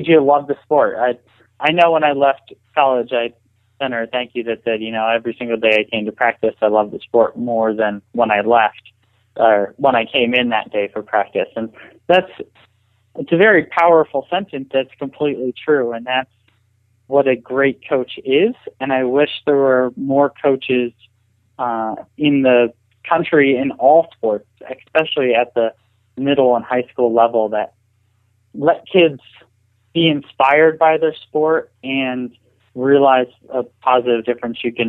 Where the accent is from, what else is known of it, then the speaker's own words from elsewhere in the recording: Allentown, Pennsylvania, United States; I grew up in Allentown. I was actually 25 minutes or 30 minutes outside of town